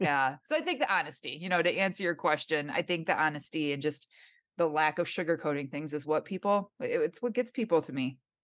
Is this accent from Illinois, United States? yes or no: no; Michigan, United States; accent: nasally; moved away as an adult; now in Southern California, United States; born and raised in Michigan